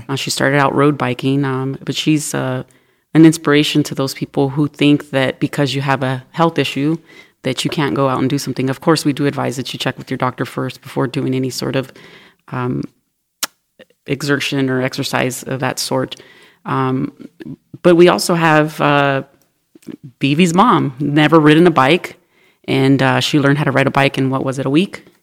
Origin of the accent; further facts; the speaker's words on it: Los Angeles, California, United States; now in Northwest Arkansas, United States; I'm originally from Los Angeles, California